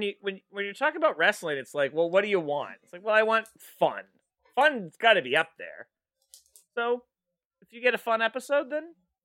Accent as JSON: {"language": "English", "country": "Ireland", "said": "No, actually, as an Irishman, bagpipes are, you know, it's part"}